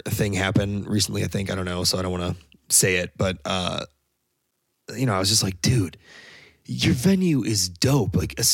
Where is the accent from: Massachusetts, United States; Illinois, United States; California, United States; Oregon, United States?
Illinois, United States; Naperville; I'm from the Naperville, like Aurora area